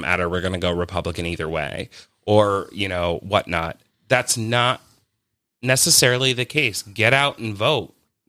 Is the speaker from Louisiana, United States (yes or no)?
no; New York, United States; my vote doesn't really matter. I'm from New York.